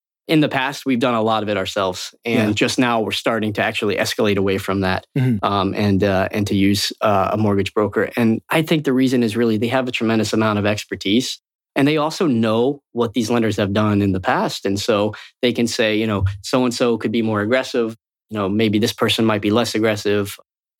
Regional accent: Florida, United States; I grew up in Florida.

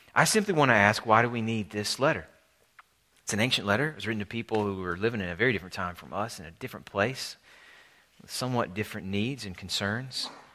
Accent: Alabama, United States; my home state of Alabama

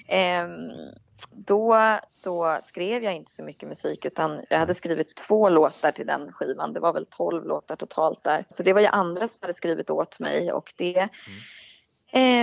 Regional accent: Nyköping, Södermanland, Sweden; min hemstad mm. Nyköping

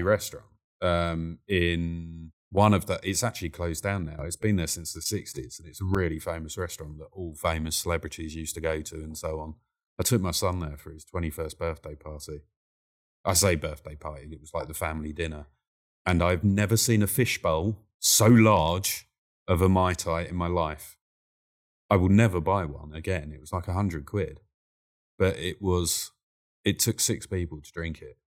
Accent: London, United Kingdom; I was born in Whitechapel, and Whitechapel used to be very much a East End gangster route.

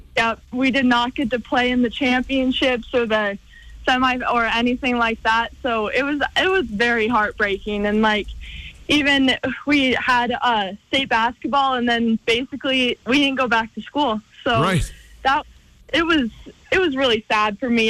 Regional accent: Missoula, Montana, United States; my hometown

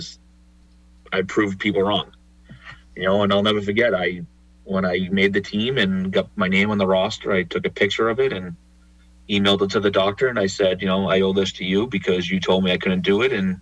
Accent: Boston, Massachusetts, United States; a couple girls that I grew up with in Dorchester

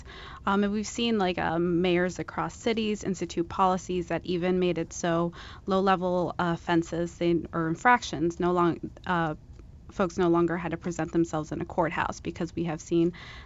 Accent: Virginia, United States; I grew up in Virginia. My family's from El Salvador.

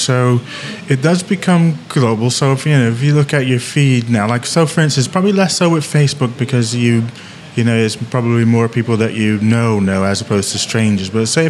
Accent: Eatontown, New Jersey, United States; So I'm just thinking of my town. I grew up in Eatontown.

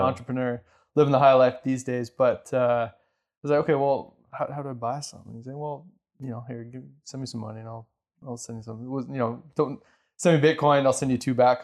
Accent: Canada; also born or lived in Ontario / Alberta; I'm Canadian

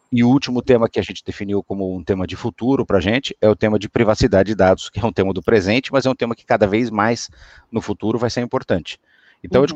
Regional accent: Brazil; moved away; eu sou brasileiro

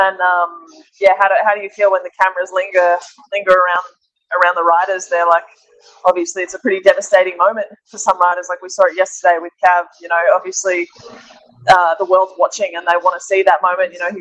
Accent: Australia; moved away; I'm Australian, my family is a long way from Europe

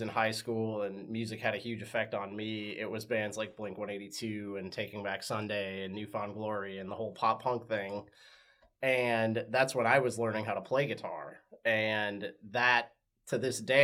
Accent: West Des Moines, Iowa, United States; I was born and raised right here in Des Moines. Born and raised here. Grew up in West Des Moines

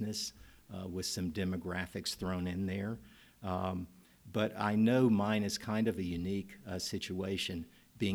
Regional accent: Nashville, Tennessee, United States; I'm a native Nashvillean. I grew up in Nashville, got my schooling here

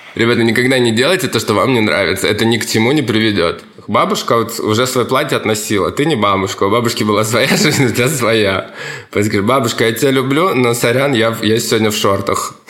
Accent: Kamchatka Krai, Russia; moved away as an adult; also born or lived in Saint Petersburg; Я вырос, родился на Камчатке.

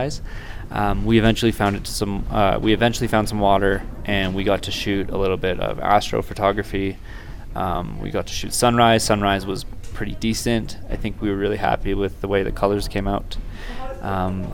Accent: Petawawa, Ontario, Canada; moved away as an adult; also born or lived in Kingston, Ontario; I grew up in Petawawa, Ontario, and went through high school there

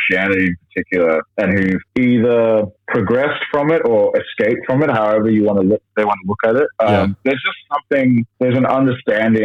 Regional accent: Sydney, New South Wales, Australia; I grew up like northwest Sydney, like Hills District

